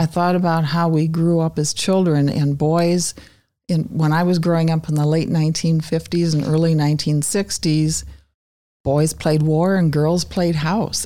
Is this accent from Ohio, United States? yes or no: no; Wausau, Wisconsin, United States; now in Green Bay, United States; I grew up in Wausau